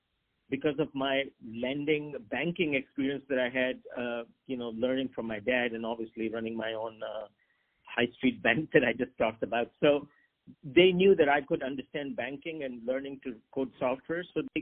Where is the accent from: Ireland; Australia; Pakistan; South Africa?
Pakistan; also born or lived in Hong Kong / China / Japan; I grew up, I wanted to be a doctor, and I'm from Pakistan. So Pakistan has a lot of doctors, as you may know. But I lived overseas. My dad was a banker, so we lived in Hong Kong and China and Japan.